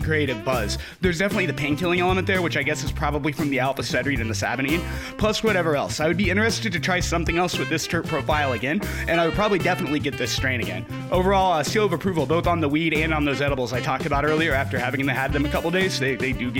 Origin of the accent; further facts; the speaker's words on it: Indiana, United States; now in Lawton, United States; places like Indiana where I'm from